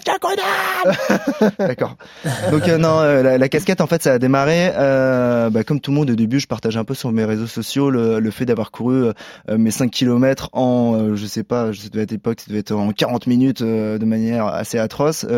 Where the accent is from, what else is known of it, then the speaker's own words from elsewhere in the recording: Paris, Île-de-France, France; en tant que Parisien